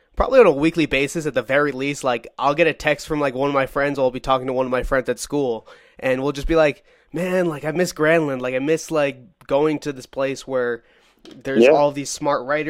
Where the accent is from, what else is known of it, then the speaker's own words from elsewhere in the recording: Brookline, Massachusetts, United States; I'm from Brookline, Massachusetts